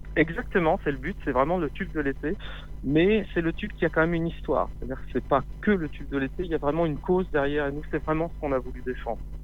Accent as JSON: {"language": "French", "area": "Paris region", "region": "Île-de-France", "country": "France", "tie": "born or raised there", "also_born_or_lived": "Lot", "said": "j'ai grandi en région parisienne, j'ai des origines du, du Lot"}